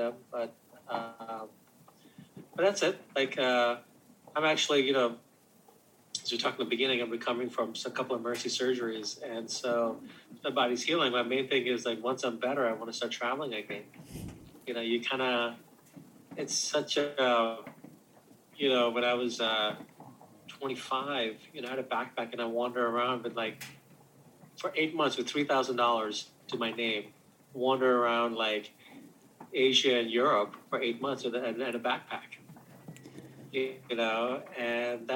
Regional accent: outside of New York City, United States; moved away as an adult; also born or lived in Silicon Valley; we grew up outside of New York City

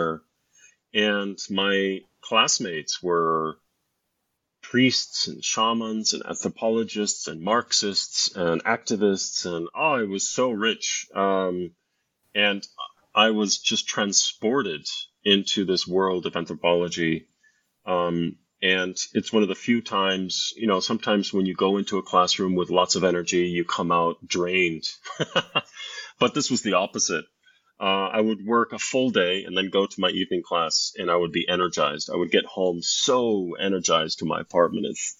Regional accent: United States; also born or lived in Scotland; I'm originally from the United States

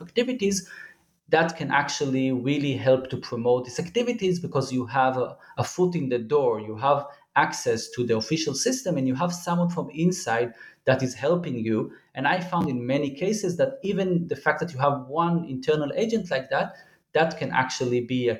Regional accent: Jerusalem, Jerusalem District, Israel; English is a second language; because I was born and raised in Jerusalem and I'm still working and teaching in Jerusalem.

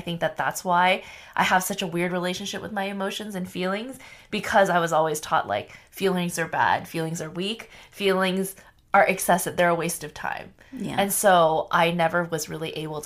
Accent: Arcadia, California, United States; growing up in Arcadia

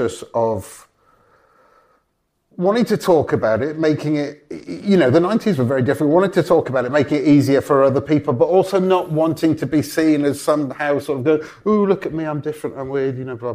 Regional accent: Welsh, Wales, United Kingdom; also born or lived in Los Angeles; I'm Welsh, we're both Welsh

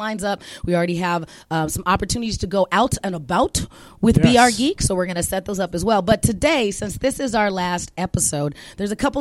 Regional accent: Phoenix, Arizona, United States; when we were growing up in Phoenix, Arizona

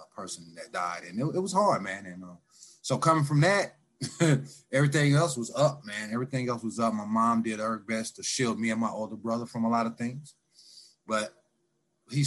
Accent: St. Louis, Missouri, United States; moved away as an adult; also born or lived in Independence, Missouri / Lee's Summit, Missouri / California; now in Kansas City, United States; Born and raised in South St. Louis

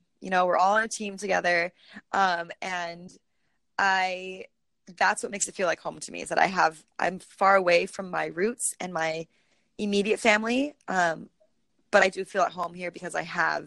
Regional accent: Costa Rica; also born or lived in Washington, District of Columbia, United States; now in Boston, United States; I'm originally from born and raised in Costa Rica

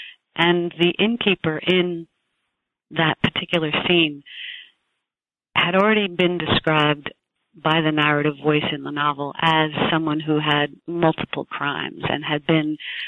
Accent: New Jersey, United States; born there; I was born in New Jersey. I was born into a large family.

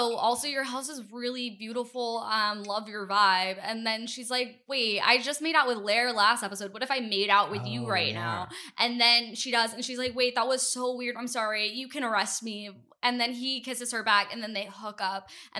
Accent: Texas, United States; moved away as an adult; also born or lived in Toronto, Canada; now in New York, United States; I was like in Texas.

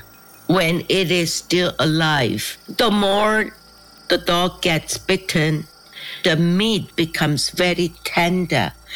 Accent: Seoul, South Korea; I was born in Seoul. I grew up in Seoul

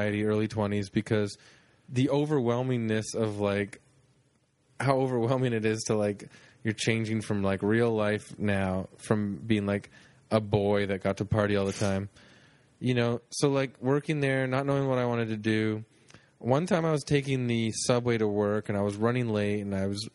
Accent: Toronto, Ontario, Canada; I'm from Etobicoke.

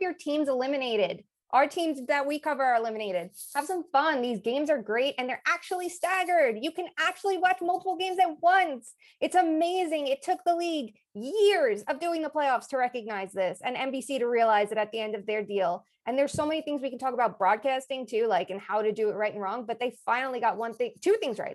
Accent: Long Island, New York, United States; I grew up on Long Island

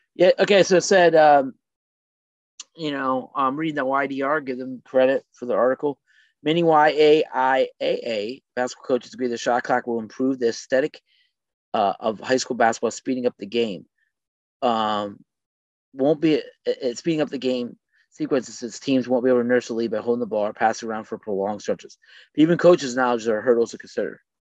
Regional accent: Ohio, United States; moved away; I grew up in Ohio

